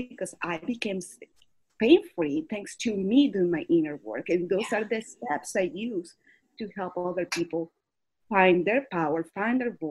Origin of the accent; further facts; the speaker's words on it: Caracas, Capital District, Venezuela; now in United States; I was born and raised in Caracas, Venezuela